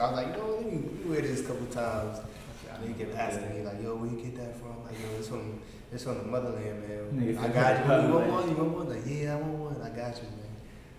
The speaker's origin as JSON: {"language": "English", "region": "New York", "country": "United States", "said": "I'm from New York."}